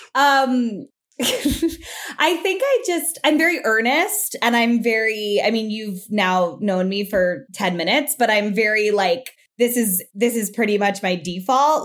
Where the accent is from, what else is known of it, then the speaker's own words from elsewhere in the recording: South Florida, United States; moved away as an adult; I'm from South Florida